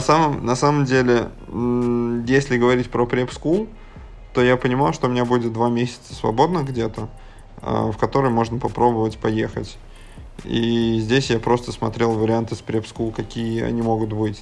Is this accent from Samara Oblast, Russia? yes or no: yes; Syzran, Samara Oblast, Russia; moved away; Я из Сызрани, это Самарская область